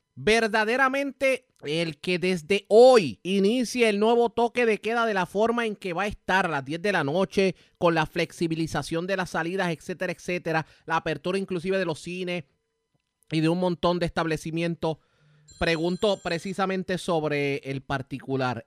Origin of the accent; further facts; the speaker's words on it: Puerto Rico; como puertorriqueños